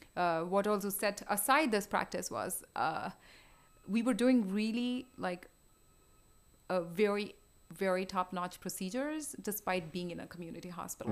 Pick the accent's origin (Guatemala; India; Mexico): India; moved away as an adult; also born or lived in Houston / New York City; now in Rochester, United States; I grew up in India. I did my med school there